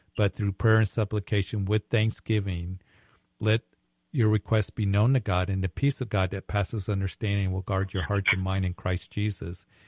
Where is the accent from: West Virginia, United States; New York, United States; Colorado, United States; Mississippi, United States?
Colorado, United States; Widefield; now in Greeley, United States; I grew up down there in Whitefield and, uh, graduated at Whitefield and used to work at Fort Carson